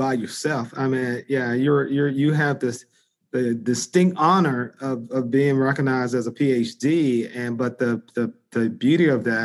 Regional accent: Greenville, North Carolina, United States; now in Washington, D.C., United States; it started in a small town in eastern North Carolina, called Greenville, North Carolina.

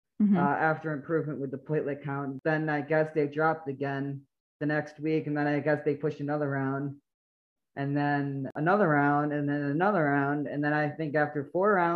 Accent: New York, United States; moved away as an adult; now in Florida, United States; I'm originally from New York. I recently just moved down to Florida a couple of years back.

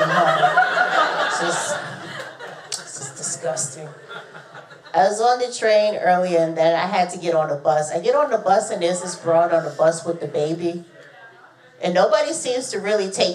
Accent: Boston, Massachusetts, United States; also born or lived in West Coast; I'm from Boston

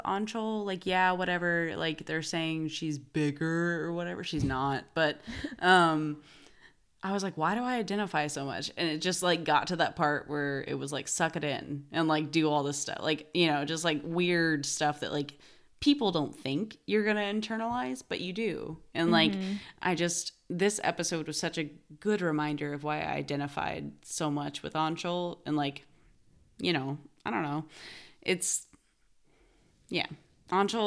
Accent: Indiana, United States; also born or lived in Arkansas; I grew up in Indiana

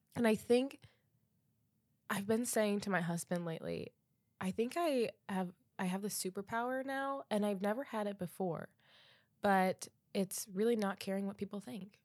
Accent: Defiance, Ohio, United States; I needed to do the conference in my hometown

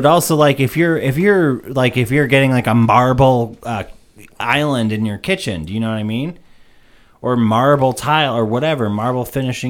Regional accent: Warner, New Hampshire, United States; I grew up in Warner, in the area of the Mink Hills

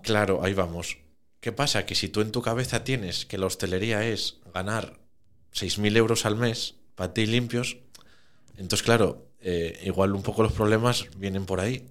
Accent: Oviedo, Asturias, Spain; also born or lived in Caso; Nací en Oviedo y todo en Oviedo

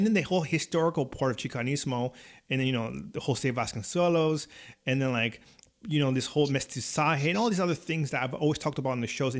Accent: California, United States; I grew up in California

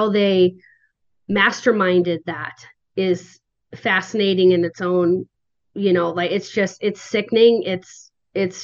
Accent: Seattle, Washington, United States; I'm from Seattle

